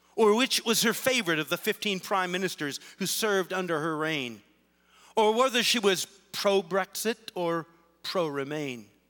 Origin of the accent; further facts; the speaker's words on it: Canton, Ohio, United States; I grew up in Canton, Ohio